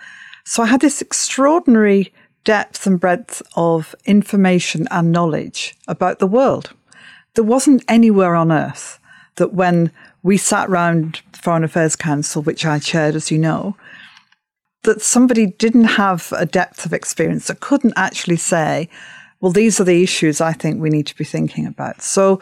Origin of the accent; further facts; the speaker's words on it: Upholland, North West England, United Kingdom; You know, I came from Upholland, Wigan, Lancashire, Britain, the world, and so on.